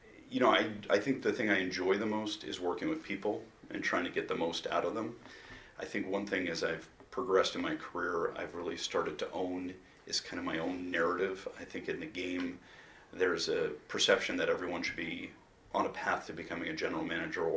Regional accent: Baltimore, Maryland, United States; I grew up in Memorial Stadium where the chant of Eddie was prevalent every time I went

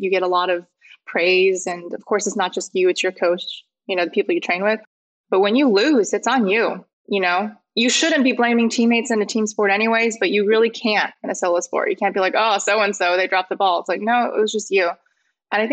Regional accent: Overland Park, Kansas, United States; moved away; I grew up on the Kansas side, Kansas City in the suburbs

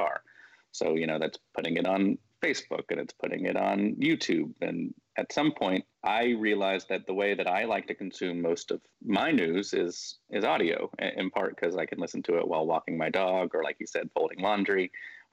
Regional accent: Birmingham, Alabama, United States; also born or lived in Memphis, Tennessee / Chicago / Washington, D.C. / San Francisco; now in Tuscaloosa, United States; I grew up here in Birmingham. I was born in Memphis, but moved to Birmingham when I was six.

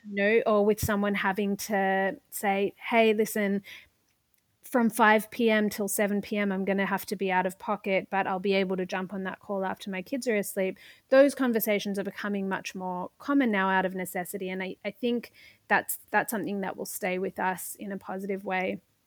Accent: Australia; moved away as an adult; now in New York, United States; I'm not o-, originally, uh, from New York. I came here from Australia in order to do a Masters of Public Administration.

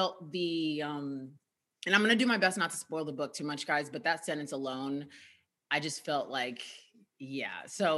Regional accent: United States; Better for me, I'm a Nigerian American.

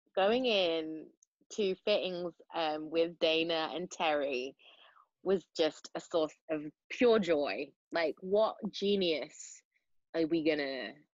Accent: Manchester, North West England, United Kingdom; accent: Mancunian; it's difficult to switch between Mancunian and South Side of Chicago

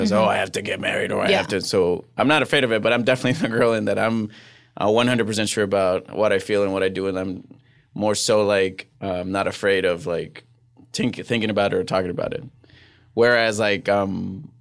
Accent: Puerto Rico; English is a second language; moved away as an adult; also born or lived in Fresno / New York; now in Los Angeles, United States; I grew up in Puerto Rico. I left after my freshman year of college.

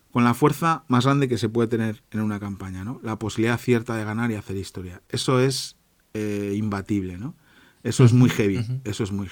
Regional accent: Santoña, Cantabria, Spain; now in Germany; 12.000 personas tiene mi pueblo, ¿no? En Santoña

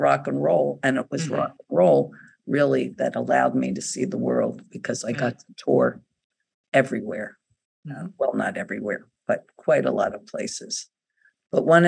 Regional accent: New Jersey, United States; moved away; I was just a girl growing up in South Jersey in a time in the 50s

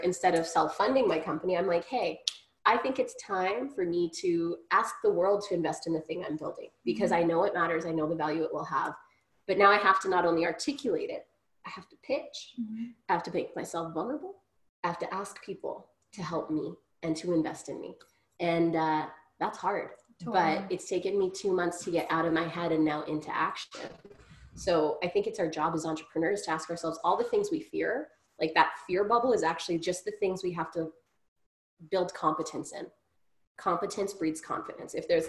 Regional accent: Grand Prairie, Texas, United States; as a young woman of color growing up in Grand Prairie, I still deserved good education without harassment.

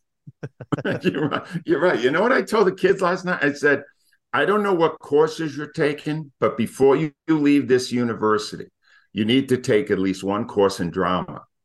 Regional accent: Rhode Island, United States; moved away as an adult; now in Philadelphia, United States; I grew up in Rhode Island

